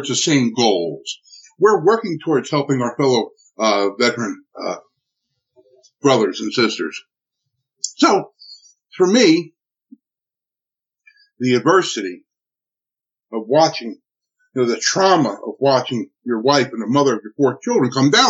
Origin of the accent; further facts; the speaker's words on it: Newark, New Jersey, United States; I'm from Newark, New Jersey